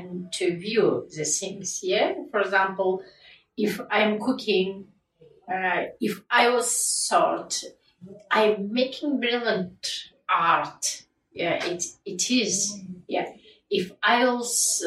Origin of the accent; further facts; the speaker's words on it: Kazakhstan; first language Kazakh; English is a second language; moved away as an adult; now in United Kingdom; in my mother language, Kazakh